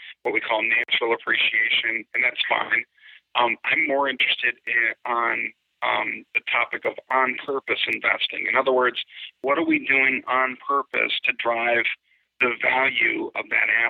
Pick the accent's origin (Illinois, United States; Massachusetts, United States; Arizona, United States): Illinois, United States; Chicago; I grew up in Chicago